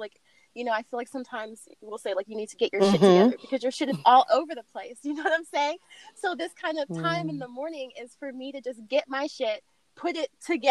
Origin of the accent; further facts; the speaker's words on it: California, United States; also born or lived in Oregon; now in Atlanta, United States; I'm originally from California